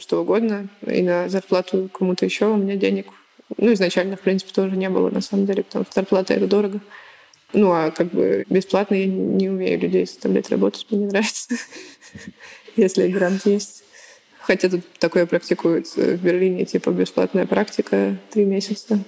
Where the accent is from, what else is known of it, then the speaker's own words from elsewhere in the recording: Smolensk, Smolensk Oblast, Russia; я типа из Смоленска